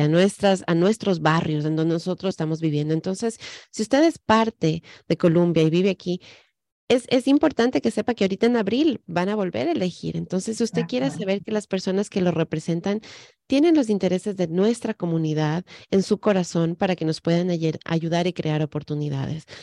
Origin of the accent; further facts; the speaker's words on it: Ecuador; now in United States; en el Ecuador, de donde yo soy